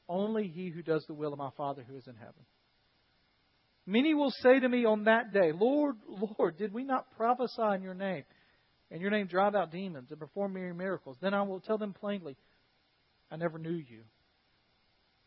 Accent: United States; an American follower of Jesus Christ

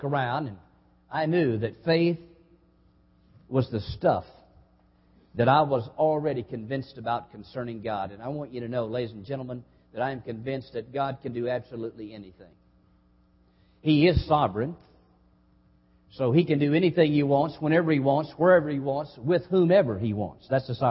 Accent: Hazard, Kentucky, United States; moved away as an adult; also born or lived in South Haven, Mississippi; now in Lynch, United States; I grew up in Hazard, some 30 miles away.

